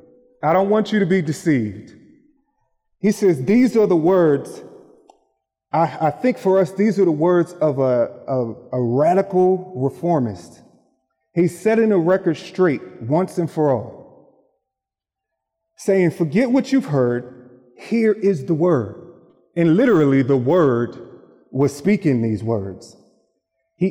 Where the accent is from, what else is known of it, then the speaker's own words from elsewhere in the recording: Philadelphia, Pennsylvania, United States; moved away; I grew up in Philadelphia, Pennsylvania, where basketball is king